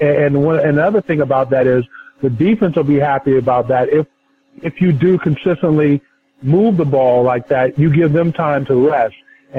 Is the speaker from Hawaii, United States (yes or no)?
yes; Hawaii, United States; I grew up in Hawaii, so there's a lot of those type of names out there.